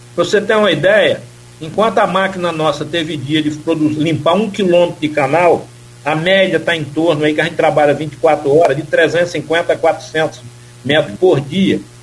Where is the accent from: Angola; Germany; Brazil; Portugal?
Brazil; Timbaúba dos Mocós, Northeast Brazil; moved away; Eu sou pau de arara, sou nordestino, nascido em Timbaúba dos Mocóis